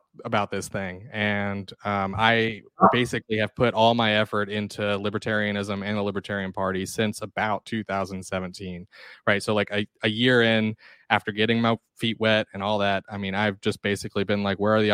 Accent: Athens, Georgia, United States; also born or lived in Atlanta, Georgia; I'm from Georgia. I was born in Athens and raised here for most of my life. And I moved to Atlanta when I was in high school

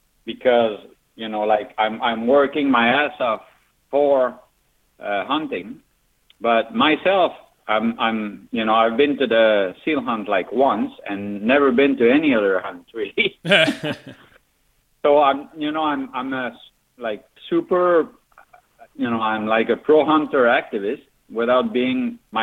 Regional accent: Magdalen Islands, Quebec, Canada; I'm from Magdalen Island.

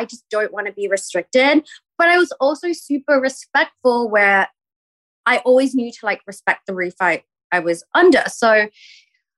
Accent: Perth, Western Australia, Australia; moved away as an adult; also born or lived in New York / Singapore; now in Los Angeles, United States; I grew up in Perth

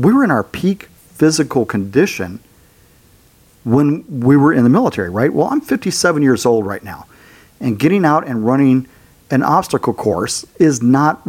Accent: Arizona, United States; I grew up in Arizona

